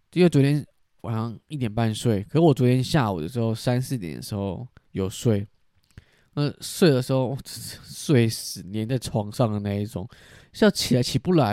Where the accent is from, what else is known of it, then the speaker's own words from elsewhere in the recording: southern Taiwan, Taiwan; 因为我就是在南部长大